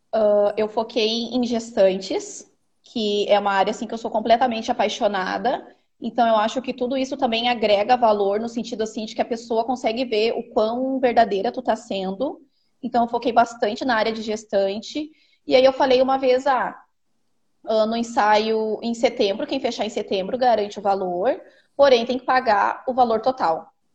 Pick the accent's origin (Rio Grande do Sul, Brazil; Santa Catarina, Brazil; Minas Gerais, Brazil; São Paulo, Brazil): Rio Grande do Sul, Brazil; Santo Antônio da Patrulha; sou do Rio Grande do Sul, uma cidade a uma hora de Porto Alegre. O nome de Santo Antônio da Patrulha.